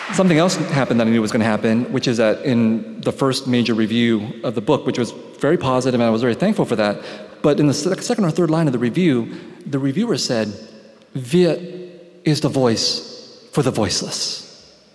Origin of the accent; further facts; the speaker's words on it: San Jose, California, United States; growing up in San Jose in the 1970s and 1980s